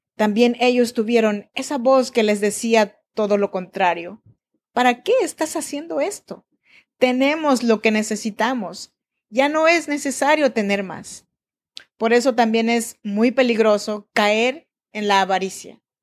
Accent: Oaxaca, Mexico; now in Sacramento, United States; Yo soy nacida en Oaxaca, México, en la región de Chinantecos

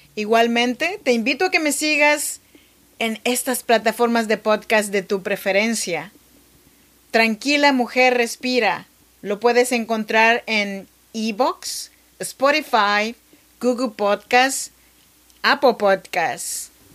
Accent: Chinantec region, Oaxaca, Mexico; now in Sacramento, United States; Yo soy mexicana, oaxaqueña, de la región chinanteca.

